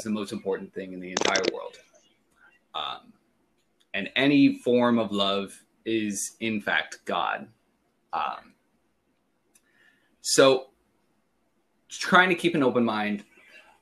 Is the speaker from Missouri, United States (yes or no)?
no; Redding, California, United States; born and raised in Redding, California